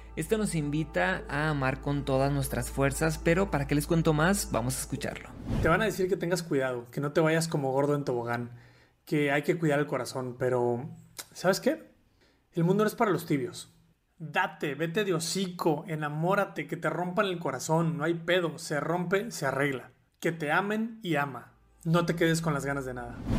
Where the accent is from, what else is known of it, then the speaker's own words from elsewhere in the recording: Sinaloa, Mexico; yo soy TikToker sinaloense